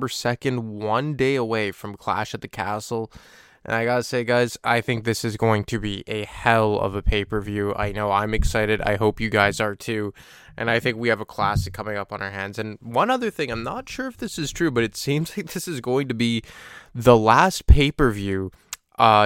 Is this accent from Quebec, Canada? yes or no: yes; Montreal, Quebec, Canada; my hometown of Montreal